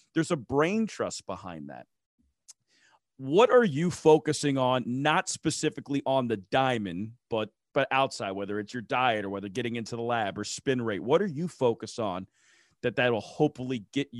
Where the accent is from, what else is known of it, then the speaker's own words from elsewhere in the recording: East Coast, United States; I'm from the East Coast. I'm an East Coast truther. So, you know, East Coast pizza is my type of thing.